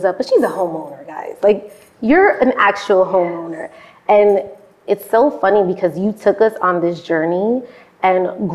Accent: New York City, New York, United States; also born or lived in the Bronx; Originally, I'm from Spanish Harlem

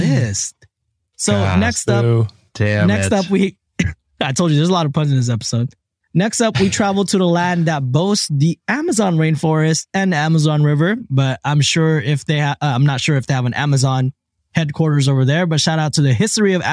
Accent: Philippines; I was born in the Philippines

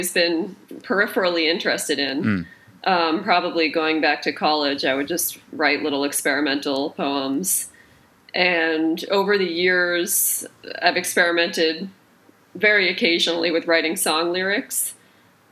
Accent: just outside of Boston, Massachusetts, United States; also born or lived in Brooklyn; now in New York, United States; I grew up just outside of Boston

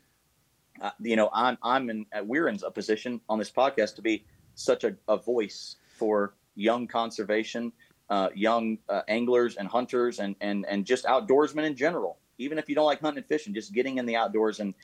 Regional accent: United States; I'm so proud to be an American

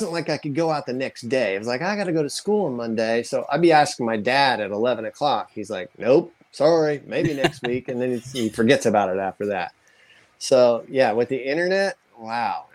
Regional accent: Danville, Illinois, United States; now in Gainesville, United States; I grew up in Danville, Illinois

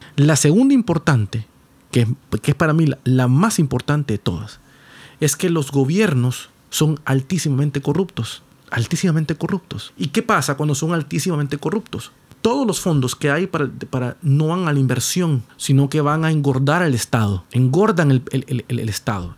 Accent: Honduras

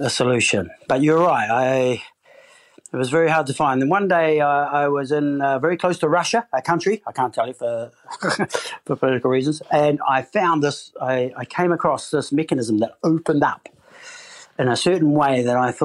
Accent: New Zealand; moved away as an adult; now in United Kingdom; I'm from New Zealand

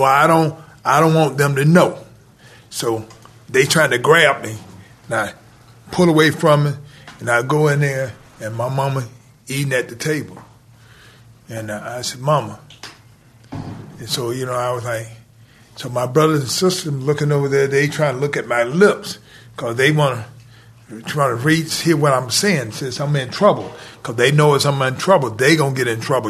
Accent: Atlanta, Georgia, United States; I grew up in Atlanta.

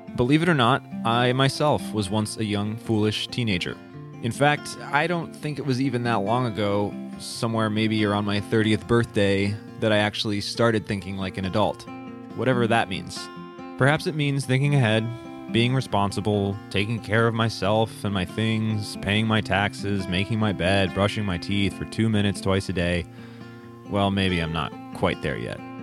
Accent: Midwest, United States; Growing up in the Midwest

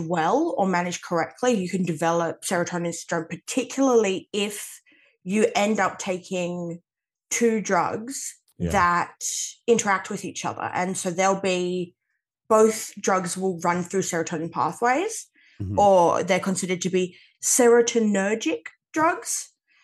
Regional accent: Western Australia, Australia; I'm Australian.

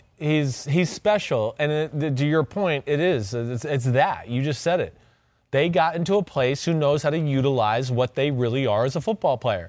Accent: New Jersey, United States; I'm from New Jersey, like, every other kid goes to Boston College from New Jersey

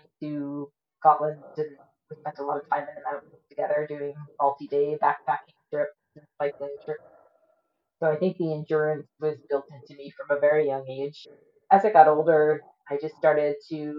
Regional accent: East Coast of Nova Scotia, Canada; moved away as an adult; also born or lived in Great Britain / Cold Lake, Alberta / St. Albert, Alberta; now in Cochrane, Canada; I was born in Great Britain. My family moved to Canada when I was a baby. I grew up on the East Coast of Nova Scotia. I lived there till I was about 20

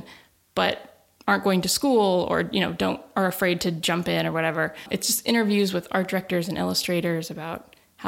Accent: Nebraska, United States; moved away as an adult; also born or lived in Los Angeles; now in Massachusetts, United States; I grew up in the Midwest in Nebraska

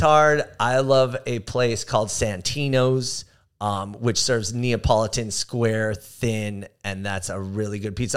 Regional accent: Sepulveda, California, United States; Growing up in Sepulveda

